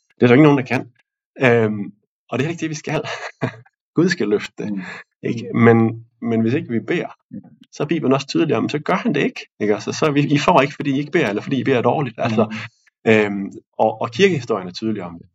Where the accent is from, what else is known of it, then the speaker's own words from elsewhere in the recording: Denmark; som danskere